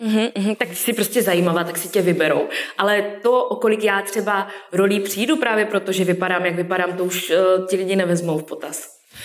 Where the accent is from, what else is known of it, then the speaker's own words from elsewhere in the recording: Karviná, Moravian-Silesian Region, Czechia; now in Ostrava, Czech Republic; z Karviné